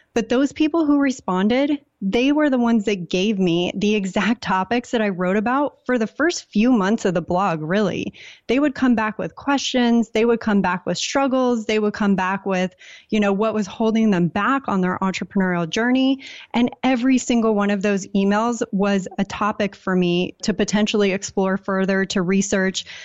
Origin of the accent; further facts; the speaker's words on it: San Diego, California, United States; moved away as an adult; also born or lived in Portland, Maine; I grew up in San Diego, very typical, like, go to school, get a job.